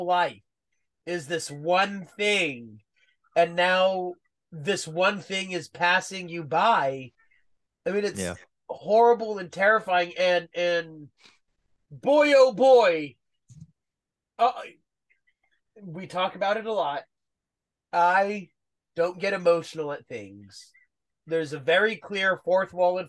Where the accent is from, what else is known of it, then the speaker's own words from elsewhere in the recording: United States; we're American